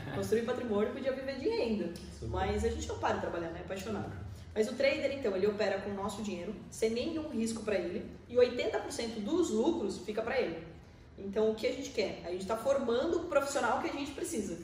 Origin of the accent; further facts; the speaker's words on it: Porto Feliz, São Paulo, Brazil; moved away as an adult; now in Sorocaba, Brazil; Eu sou nascido numa cidade pertinho da gente aqui em Porto Feliz, né? Tem 50 mil habitantes